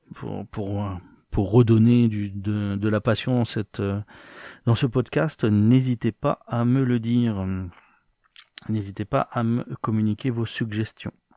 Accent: France; moved away; dans ma jeunesse en France

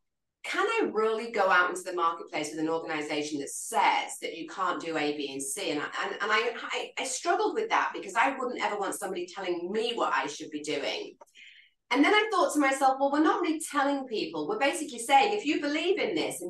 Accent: England, United Kingdom; accent: English; moved away as an adult; also born or lived in London / Hawaii; growing up in the United Kingdom

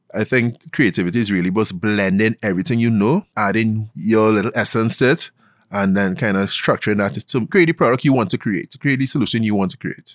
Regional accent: Glencoe, Trinidad & Tobago; I grew up in Glencoe, Trinidad

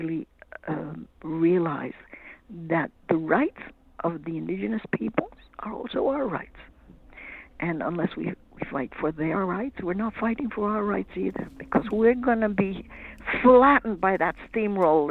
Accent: Canada; I'm Canadian.

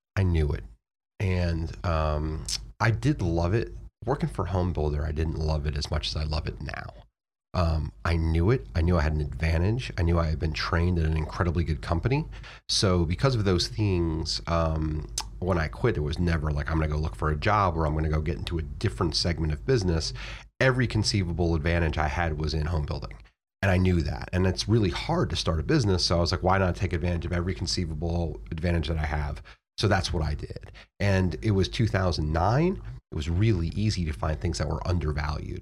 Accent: Florida, United States; moved away as an adult; now in Virginia, United States; I moved from Florida to Virginia, like, one of the few people who leave Florida if you grow up there

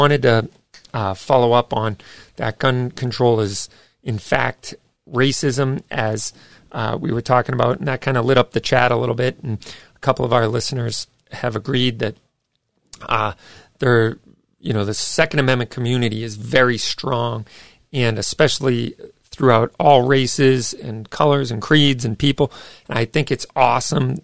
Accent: United States; I was born here, for crying out loud. I was born in America

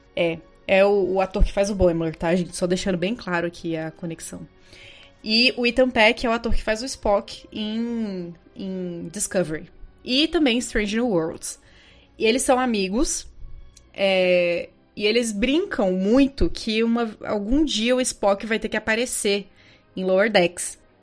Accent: Brazil; a gente é brasileiro

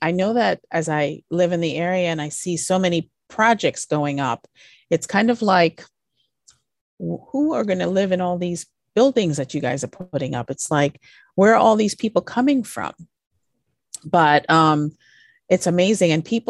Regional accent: U.S. Virgin Islands; I grew up in the Virgin Islands, and at one point I had a project there that I was working on.

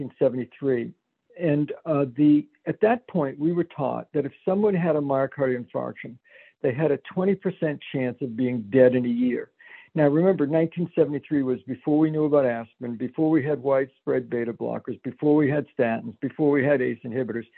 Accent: Danvers, Massachusetts, United States; moved away as an adult; also born or lived in Pittsburgh / Stanford, California / Providence, Rhode Island; now in Hartford, United States; when I grew up in Danvers, Mass

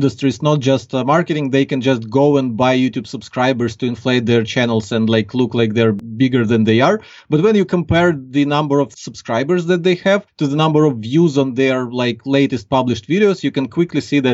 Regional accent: Ukraine; accent: Ukrainian; English is a second language; I'm from Ukraine. So like now we're talking and people can clearly get from my accent that I'm not a native English speaker.

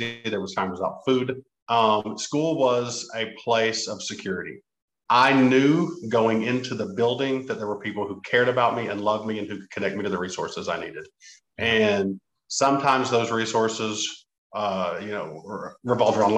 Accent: Appalachia, United States; me as an Appalachian

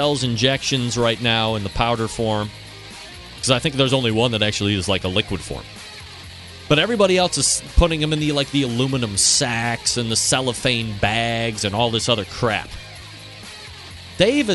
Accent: Cleveland, Ohio, United States; my hometown, Cleveland Cavaliers

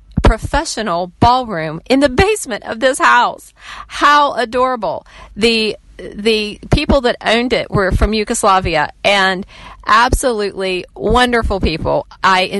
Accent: West Virginia, United States; I am from West Virginia

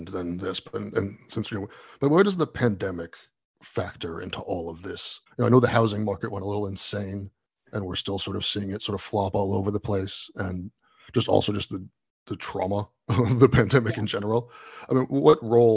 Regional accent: New York City, New York, United States; as a New Yorker

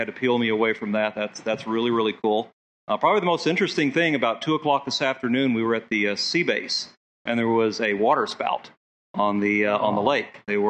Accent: Tampa, Florida, United States; this is my son, Aaron. We're from Tampa, Florida

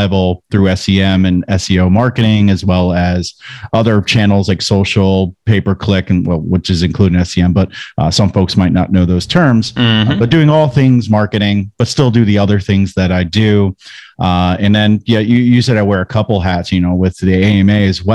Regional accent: New Jersey, United States; now in North Carolina, United States; I'm from New Jersey.

